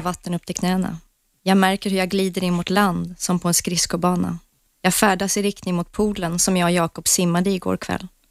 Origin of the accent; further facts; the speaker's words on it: England, United Kingdom; moved away; jag är uppvuxen i England